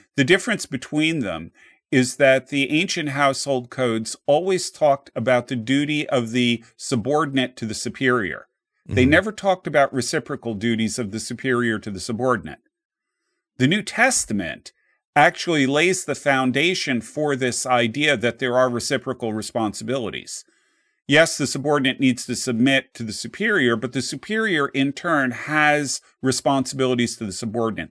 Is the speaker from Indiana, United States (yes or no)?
no; New Jersey, United States; I grew up in New Jersey